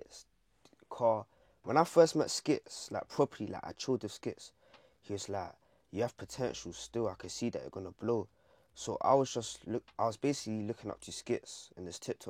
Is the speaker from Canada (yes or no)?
no; London, United Kingdom; I'm from Hackney